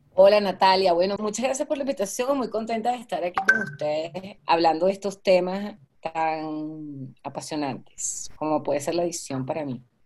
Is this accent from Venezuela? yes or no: yes; Venezuela; also born or lived in Maracaibo / Caracas; yo soy venezolana